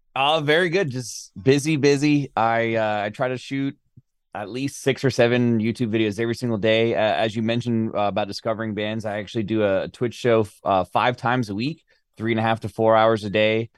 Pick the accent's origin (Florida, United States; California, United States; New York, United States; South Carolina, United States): Florida, United States; moved away; I'm from Florida originally